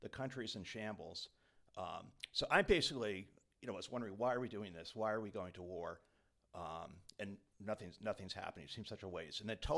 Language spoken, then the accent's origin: English; Quincy, Massachusetts, United States; also born or lived in Connecticut; I am from Quincy, Mass. I actually moved up here a couple years ago from Connecticut.